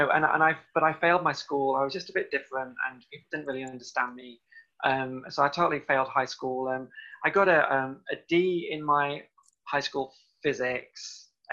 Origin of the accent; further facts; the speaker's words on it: South Cheshire, North West England, United Kingdom; moved away; also born or lived in Llandudno, North Wales; I'm originally from Cheshire, South Cheshire in the UK. I went to school around there. Then I also went to school in North Wales. So partly grew up in North Wales, Llandudno